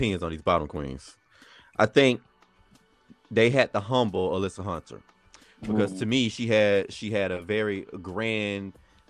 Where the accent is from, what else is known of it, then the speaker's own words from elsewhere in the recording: Puerto Rico; I'm from Puerto Rico, Puerto Rico, Puerto Rico, Puerto Rico.